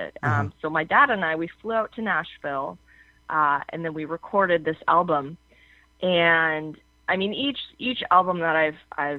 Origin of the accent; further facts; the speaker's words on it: Canada; I'm Canadian